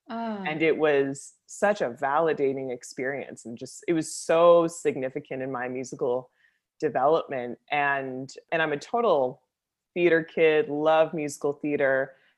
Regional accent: Aurora, Ontario, Canada; I'm from Aurora, Ontario, which is about, which is about an hour north of the city.

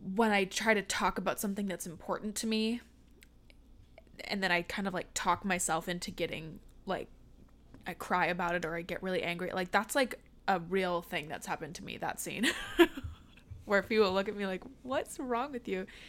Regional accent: Seattle, Washington, United States; now in Los Angeles, United States; I'm from the Seattle area

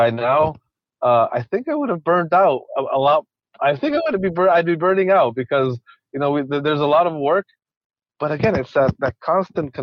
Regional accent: Quito, Pichincha, Ecuador; moved away; I was born and raised in Ecuador

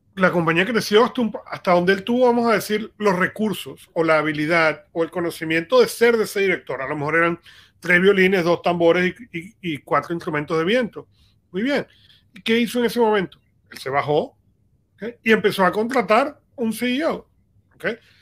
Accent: Venezuela; yo crecí en Venezuela

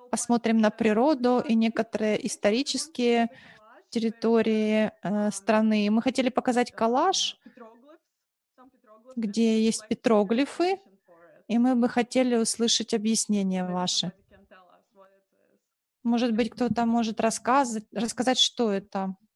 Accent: Moldova; В той части страны, откуда я родом, это, ну, даже вот в селе, где я жила, родилась, и э, городок рядом, близлежащий

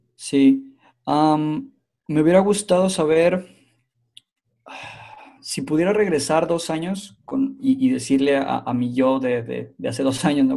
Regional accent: Mexico; now in Finland; soy originalmente mexicano, pero en este momento estoy viviendo en Finlandia

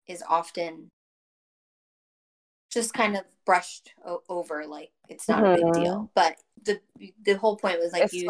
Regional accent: Florida, United States; I'm from Florida. I live in Florida.

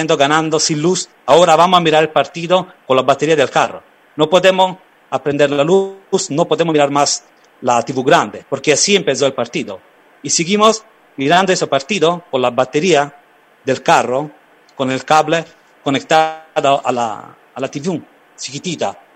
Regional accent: Naples, Campania, Italy; mucha gente se fue del sur, de mi pueblo, de mi ciudad, de Nápoles también, ah, para buscar algo bueno en Argentina o en América.

